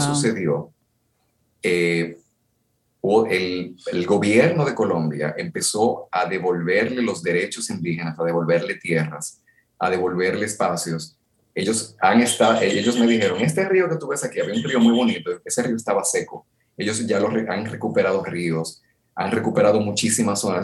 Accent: Dominican Republic; vengo de República Dominicana

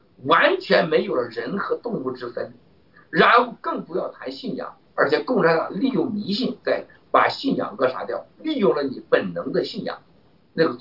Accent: China; 你说我们中国人有个有个很很夸张的事情

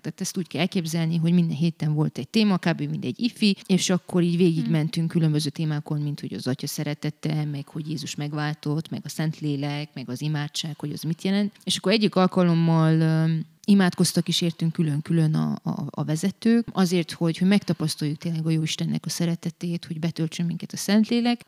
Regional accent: Brașov, Brașov County, Romania; én valójában a hitem szempontjából és az Isten kapcsolatom szempontjából itt nőttem fel

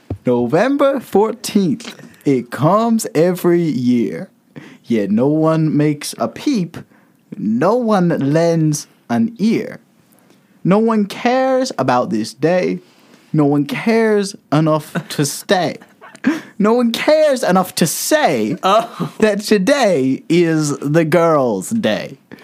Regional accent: Tennessee, United States; I am from Tennessee, born and raised.

